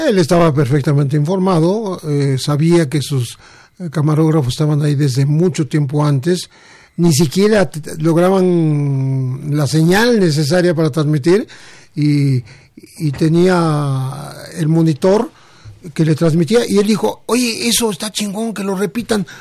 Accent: Mexico; somos nosotros los mexicanos

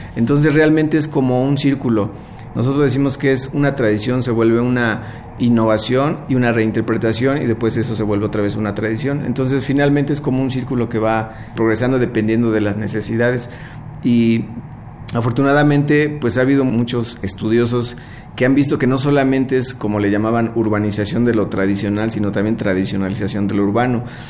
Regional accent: Mexico City, Mexico; nosotros nacimos aquí en la Ciudad de México y pues toda la vida hemos estado por aquí

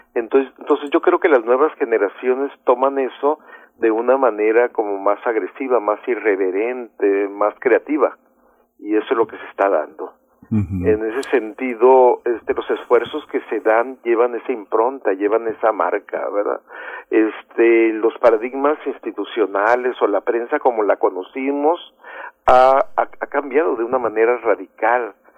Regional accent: northern border, Mexico; como mexicanos fronterizos

